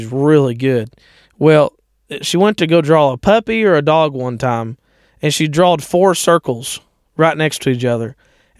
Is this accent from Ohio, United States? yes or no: yes; Ohio, United States; I grew up in Ohio